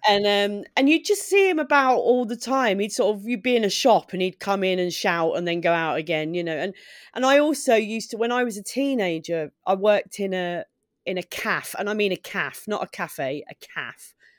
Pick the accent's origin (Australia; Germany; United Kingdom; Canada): United Kingdom; Maidstone, South East England; also born or lived in Sidcup; I'm from Maidstone in Kent. It's where I grew up. I was born in Sidcup, and then when I was six, we